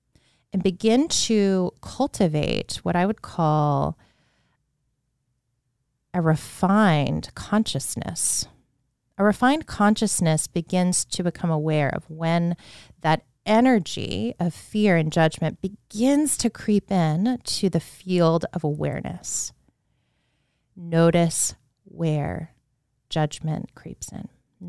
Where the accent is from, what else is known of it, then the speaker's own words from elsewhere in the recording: Leesburg, Virginia, United States; I remember being a child in the home I grew up in Leesburg, Virginia, which is a beautiful town to grow up in. Now it's pretty much a suburb of DC.